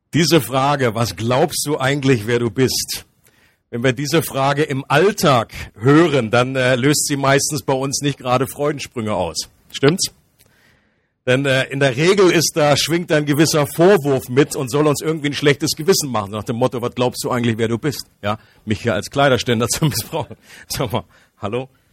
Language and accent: German; Germany; ich komme aus dem nördlichen Kanton. Das ist meine Nationalität. Ähm, für alle Ausländer, das ist, heißt Deutschland.